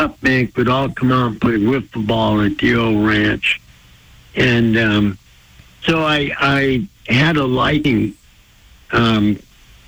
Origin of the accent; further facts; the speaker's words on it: Blackfeet Reservation, Montana, United States; I was raised on the Blackfeet Reservation